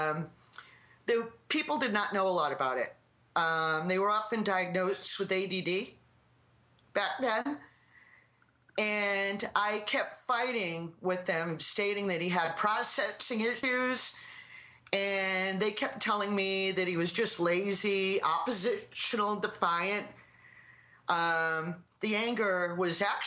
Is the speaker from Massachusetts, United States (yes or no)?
yes; Plymouth, Massachusetts, United States; I'm from Plymouth, Mass